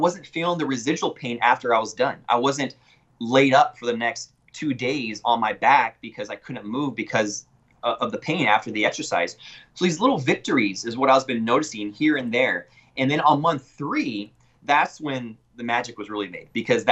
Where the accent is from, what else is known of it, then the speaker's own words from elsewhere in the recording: Yakima, Washington, United States; moved away as an adult; now in McAllen, United States; I'm originally from Yakima, Washington, and I went to school at the University of Washington School of Medicine.